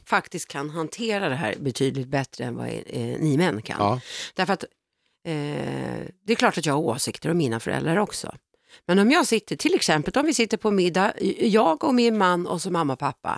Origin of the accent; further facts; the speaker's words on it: Stockholm, Stockholm County, Sweden; barndomsförorten som jag är uppvuxen i, Vårberg